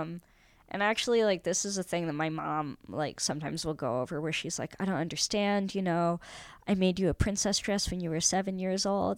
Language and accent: English; San Francisco, California, United States; I grew up in San Francisco